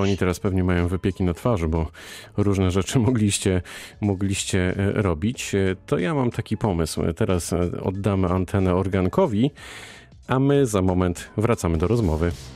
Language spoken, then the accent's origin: Polish; Wrocław, Lower Silesian Voivodeship, Poland; wrocławianinowi z urodzenia